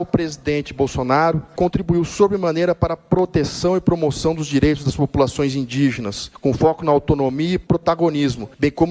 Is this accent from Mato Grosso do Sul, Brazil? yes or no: no; Amazonas, Brazil; E lá no meu estado, lá no Amazonas, que tem três depósitos de fertilizantes lá em Altazes, no Ariri, em Fazendia.